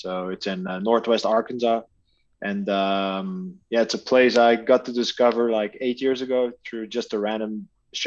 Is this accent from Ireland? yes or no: no; Aalter, Flanders, Belgium; I'm in Belgium, so Alter, you guys remember from the World Cups, that's my hometown